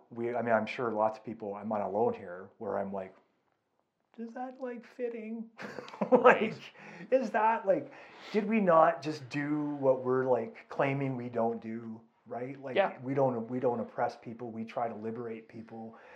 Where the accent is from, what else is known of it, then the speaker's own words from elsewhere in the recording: California, United States; now in Calgary, Canada; my upbringing in California, right? Like, my upbringing in the States.